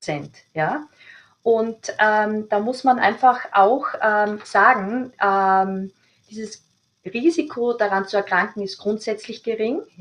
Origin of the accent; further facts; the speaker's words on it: Austria; Also das ist bei uns in Österreich, sagt die STIKO, auch äh, ihre Meinung pro Impfung.